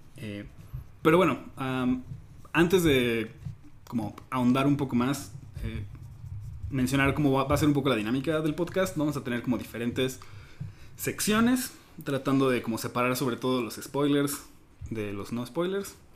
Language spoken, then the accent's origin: Spanish; Mexico; como mexicano promedio, pues crecemos